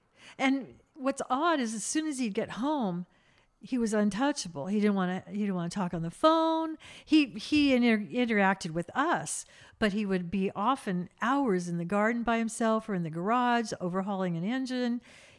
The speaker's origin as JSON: {"language": "English", "town": "Lompoc", "region": "California", "country": "United States", "tie": "born or raised there", "said": "And that was the best part of growing up in Lompoc for me, because they built a house that they wanted, two-story, barbecue, huge garden."}